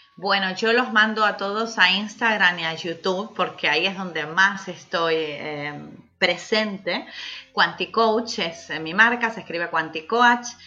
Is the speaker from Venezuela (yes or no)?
no; Argentina; now in Canary Islands, Spain; como buena argentina aquí